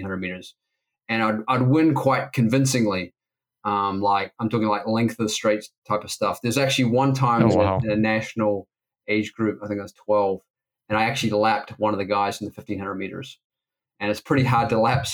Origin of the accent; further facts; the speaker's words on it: Auckland, New Zealand; also born or lived in Wellington, New Zealand; I was born in Wellington, New Zealand, grew up on the North Shore of Auckland in New Zealand.